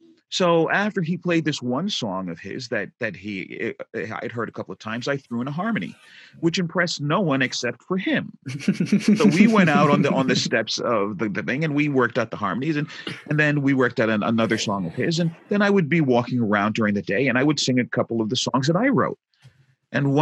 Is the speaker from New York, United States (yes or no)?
yes; New York City, New York, United States; moved away; also born or lived in Jersey Shore, New Jersey; I'm a New Yorker. I was born and raised in Brooklyn.